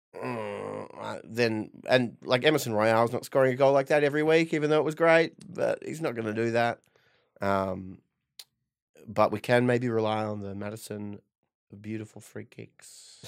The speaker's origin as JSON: {"language": "English", "town": "Perth", "region": "Western Australia", "country": "Australia", "said": "I'm from Perth"}